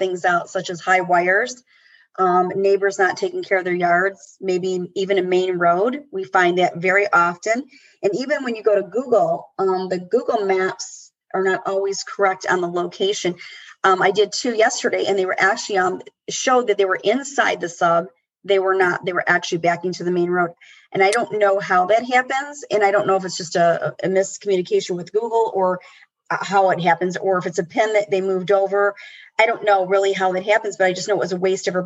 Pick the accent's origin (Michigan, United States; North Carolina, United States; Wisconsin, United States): Michigan, United States; Rochester; this is the Rochester girl